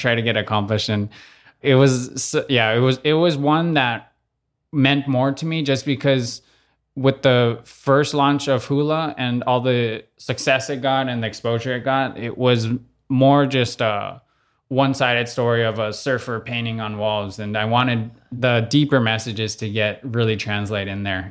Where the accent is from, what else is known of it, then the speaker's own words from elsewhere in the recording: Oahu, Hawaii, United States; moved away as an adult; also born or lived in New York; I grew up in Kahulu, so it's right around the corner from the country's more side of, of the windward, uh, side